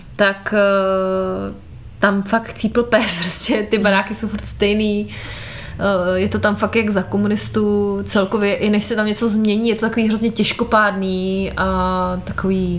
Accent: Moravská Třebová, Pardubice Region, Czechia; u nás doma v Moravské Třebové

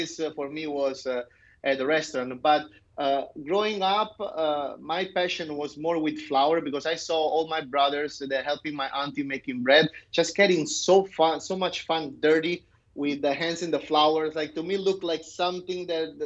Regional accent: Caserta, Campania, Italy; moved away; also born or lived in Naples; I was born in Naples and I grew up in Caserta, which is a small town

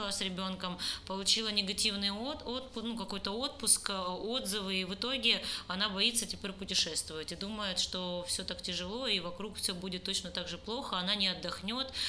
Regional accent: Crimea, Ukraine; потому что я крымчанка, и я там заявляла, что Крым все-таки не их, а мой личный, потому что я там родилась

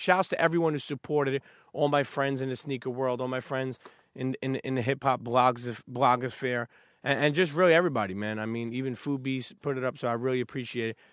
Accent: New York City, New York, United States; moved away as an adult; now in New Jersey, United States; I'm a Brooklyn kid, I grew up in Brooklyn

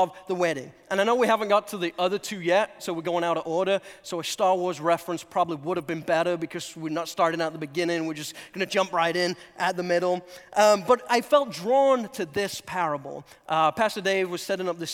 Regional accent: England, United Kingdom; also born or lived in North Carolina; now in United States; I'm originally from England

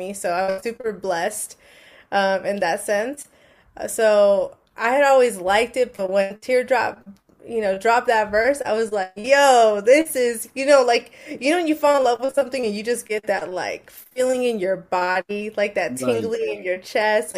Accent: Rowland Heights, California, United States; I grew up in Roland Heights. So I was in the middle of I was at the very edge of Orange County, San Bernardino County, but then I'm technically in LA County

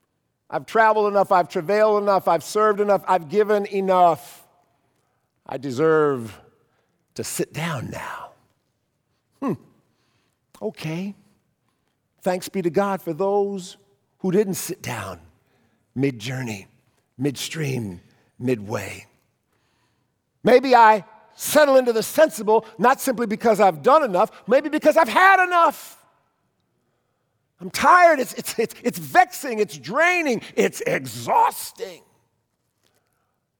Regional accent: Cleveland, Ohio, United States; moved away; When I was a kid, in the back of our church bulletin in our church growing up in Cleveland

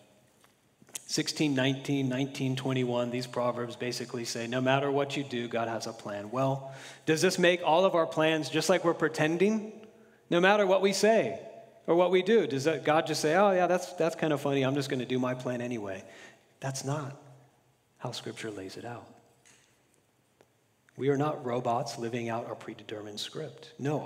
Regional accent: Florida, United States; now in California, United States; growing up in Florida

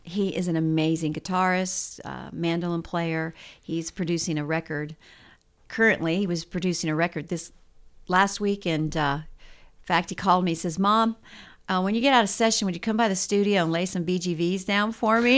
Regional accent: Mansfield, Ohio, United States; moved away as an adult; also born or lived in Dallas, Texas; now in Tennessee, United States; I was born in Mansfield, Ohio

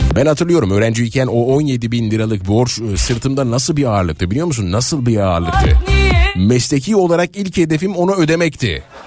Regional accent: Nazilli, Aydın, Turkey; çocukluğumda e, Nazilli Ovası e, bembeyaz olurdu. Pamuk çok verimli bizim oralarda Nazilli'de

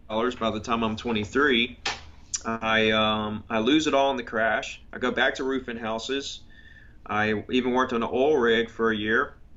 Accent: Gulf Shores, Alabama, United States; I grew up on the Gulf Coast um, in Gulf Shores, Alabama. Went to Gulf Shores Elementary

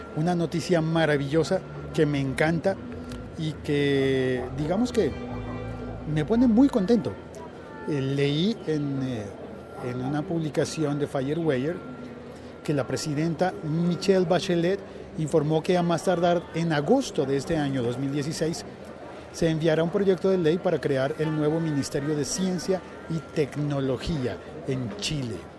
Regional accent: Colombia; se supone que en mi país no hay, no hay estaciones

